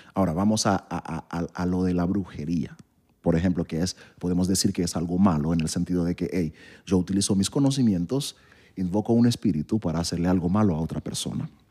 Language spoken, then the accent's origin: Spanish; Haiti; moved away; yo nací en Haití